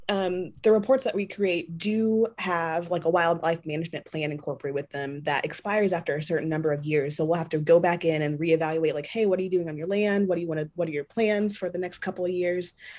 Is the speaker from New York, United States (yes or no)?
no; San Antonio, Texas, United States; now in San Marcos, United States; I'm from San Antonio, and I'm currently, I currently Oof, twenty twenty's been a year. I've been all over the place, but now I'm finally back in Texas, finally back close to home